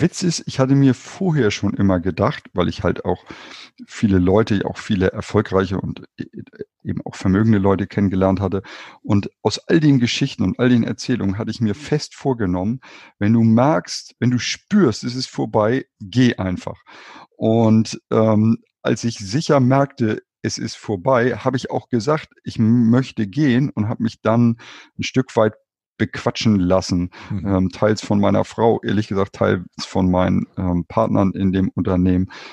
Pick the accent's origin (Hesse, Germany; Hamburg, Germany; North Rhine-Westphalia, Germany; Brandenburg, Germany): Hamburg, Germany; tatsächlich bin ich in Hamburg geboren und auch in Hamburg aufgewachsen